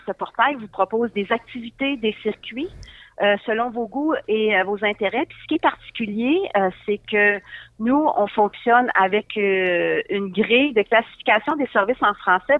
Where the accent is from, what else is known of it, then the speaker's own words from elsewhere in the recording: Northern Ontario, Canada; je suis native du nord de l'Ontario